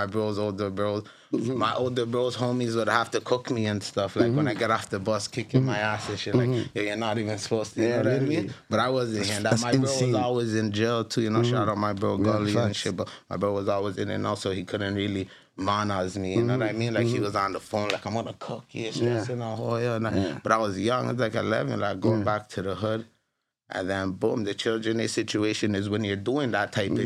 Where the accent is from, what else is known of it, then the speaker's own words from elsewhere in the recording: Toronto, Ontario, Canada; also born or lived in Black Creek, Toronto / Mount Olive, Rexdale, Toronto; growing up in, like, Driftwood, you know what I mean? I was born, actually, to be honest, I was born in Black Creek